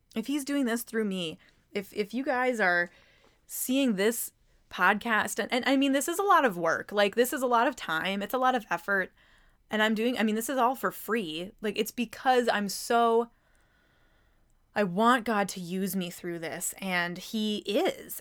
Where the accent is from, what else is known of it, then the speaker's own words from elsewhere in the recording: Mankato, Minnesota, United States; I am from Mankato, Minnesota